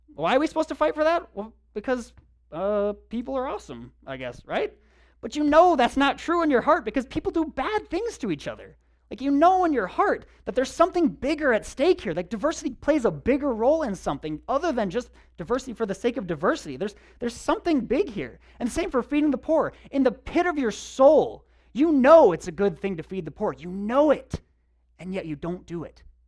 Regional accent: United States

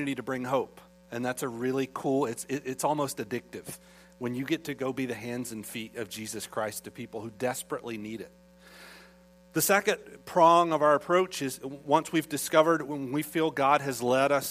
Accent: United States; I'm an American. I'm a proud American

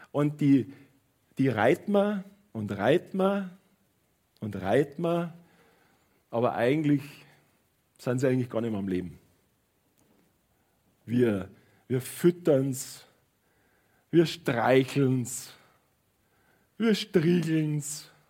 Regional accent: Munich, Bavaria, Germany; ich bin in München aufgewachsen und ich bin äh, ich bin liebend gern immer am Münchner Fiktualienmarkt gewesen.

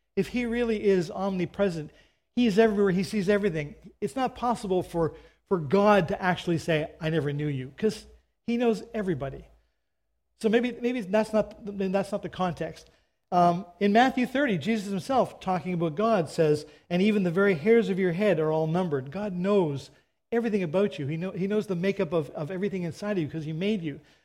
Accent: Canada; I'm a Canadian

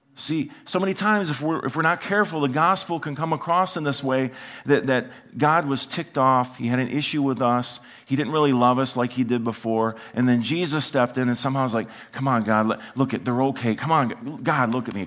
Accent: United States; as an American

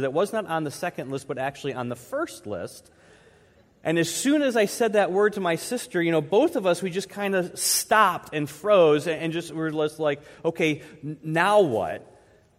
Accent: Troy, United States; I grew up here in Troy, actually in the neighborhood right behind the church

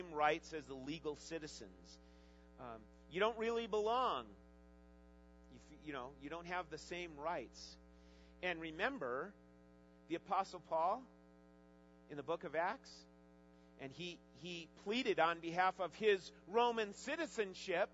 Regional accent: United States

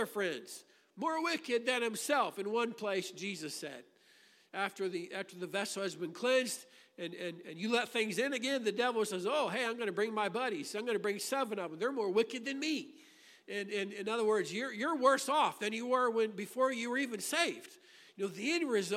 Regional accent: Grafton, Illinois, United States; I grew up in Grafton, Illinois. I spent my childhood there.

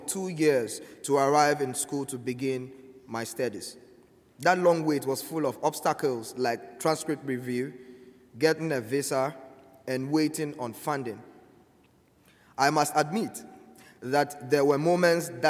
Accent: Ghana; moved away as an adult; now in United States; I am from Ghana.

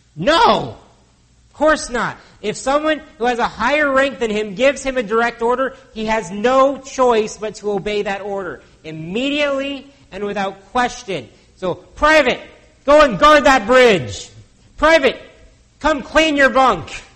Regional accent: United States; now in Canada; As an American born citizen, if I moved here to Canada

